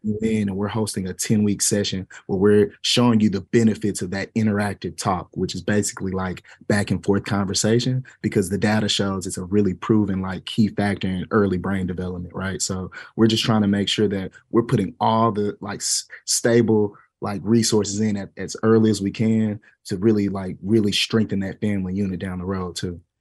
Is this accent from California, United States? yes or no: no; Dallas, Texas, United States; The school that I taught on was on the same street that I grew up on here in South Oak Cliff